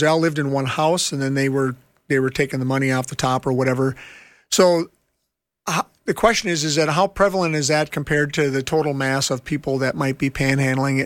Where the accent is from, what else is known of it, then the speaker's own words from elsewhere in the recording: Minneapolis, Minnesota, United States; I'm from Minneapolis and I work in homeless ministry